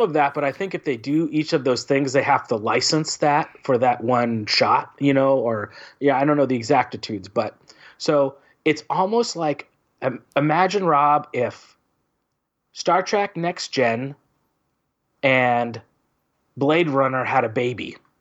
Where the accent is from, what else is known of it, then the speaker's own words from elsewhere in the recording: California, United States; being a Californian